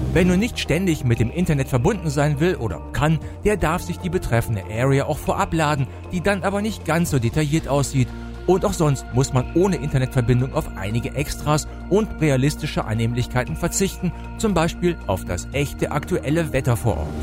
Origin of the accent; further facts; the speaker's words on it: Höxter, North Rhine-Westphalia, Germany; nach Höxter, meinem Geburtsort